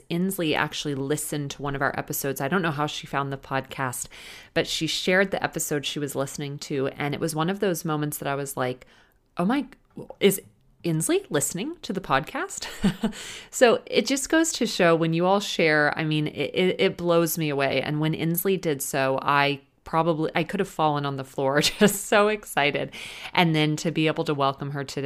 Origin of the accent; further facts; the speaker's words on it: Texas, United States; moved away; my home state of Texas